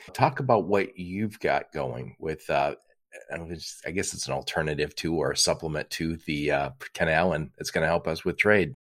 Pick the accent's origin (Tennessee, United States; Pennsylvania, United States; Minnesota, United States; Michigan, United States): Michigan, United States; Detroit; I'm from Detroit